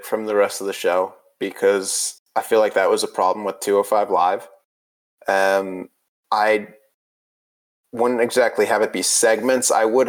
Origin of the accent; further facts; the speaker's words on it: New England, United States; I'm from America, a country built on stealing ideas of other countries. I live in New England days.